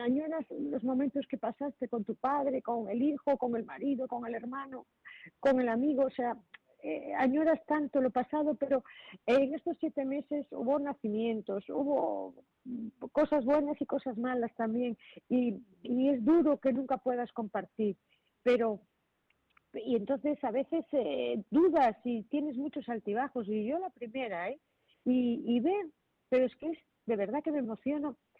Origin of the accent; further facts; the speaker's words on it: Marín, Galicia, Spain; yo soy de Puerto de Mar, soy de Marín